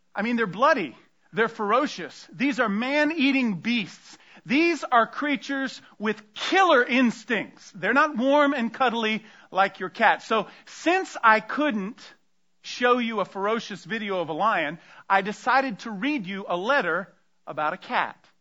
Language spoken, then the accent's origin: English; Tampa, Florida, United States; I grew up outside of Tampa, Florida